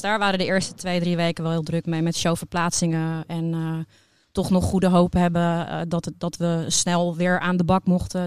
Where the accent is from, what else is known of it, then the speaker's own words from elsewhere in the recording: Netherlands; Wij gaan als Nederlanders